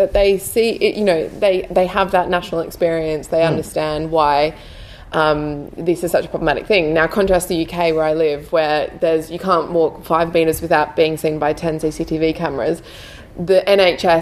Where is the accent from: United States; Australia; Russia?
Australia; Queensland; I'm from Queensland